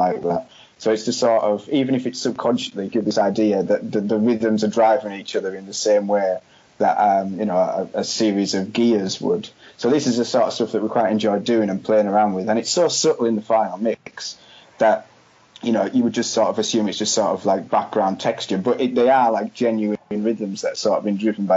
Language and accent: English; West Cumbria, North West England, United Kingdom; moved away; where I was born in West Cumbria